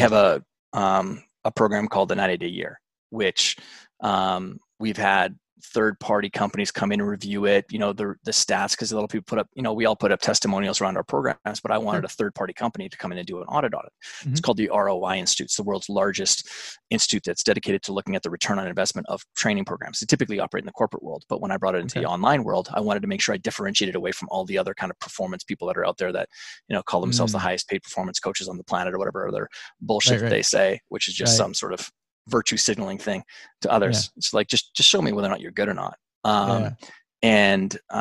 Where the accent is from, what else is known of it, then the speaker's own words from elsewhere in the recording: Alberta, Canada; I'm Canadian. I grew up in a big farm and ranch in Alberta, Canada.